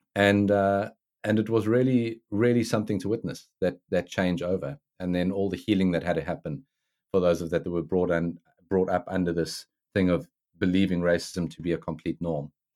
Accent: South Africa; now in United States; growing up in South Africa

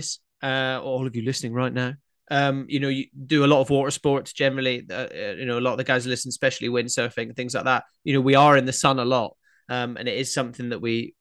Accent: Scotland, United Kingdom; growing up in Scotland, people always made jokes about my ginger friends

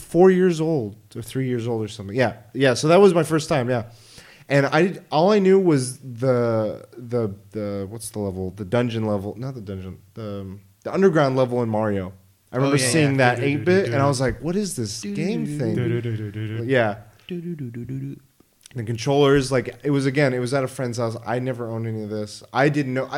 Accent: Oklahoma, United States; now in California, United States; I was born in Oklahoma in a small town

